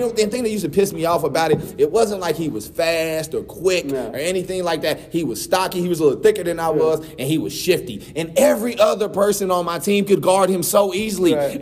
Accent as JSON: {"language": "English", "region": "North Carolina", "country": "United States", "said": "I'm from North Carolina"}